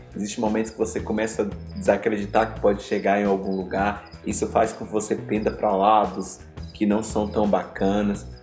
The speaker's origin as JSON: {"language": "Portuguese", "area": "Chapada Diamantina", "region": "Bahia", "country": "Brazil", "tie": "born or raised there", "said": "Eu nasci na Chapada Diamantina"}